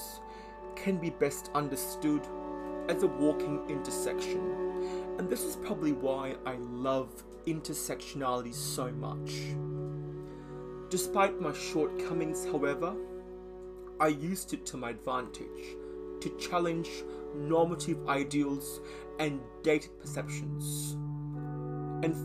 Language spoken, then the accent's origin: English; Australia; also born or lived in Malaysia; Having moved from Malaysia at a young age, I call Australia home